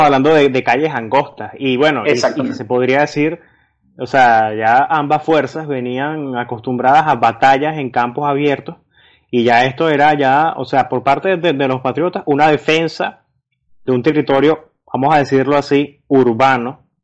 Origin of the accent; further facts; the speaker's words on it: Venezuela; siendo venezolano